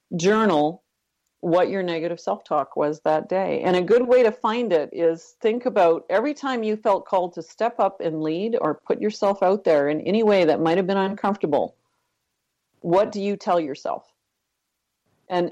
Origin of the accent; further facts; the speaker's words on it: Northern Ontario, Canada; I actually grew up in Northern Canada, Northern Ontario